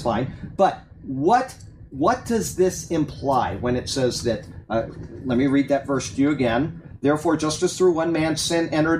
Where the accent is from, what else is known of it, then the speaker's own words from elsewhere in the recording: Sarasota, Florida, United States; I was raised in Sarasota, Florida